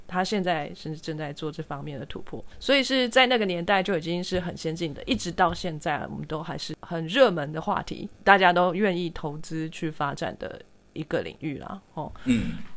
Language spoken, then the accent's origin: Chinese; Taiwan; 我是台湾人